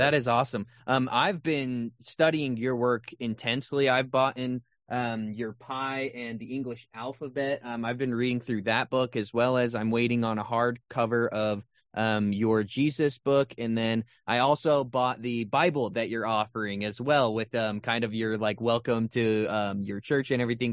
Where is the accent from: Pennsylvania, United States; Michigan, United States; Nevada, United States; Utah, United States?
Utah, United States; I was raised in Utah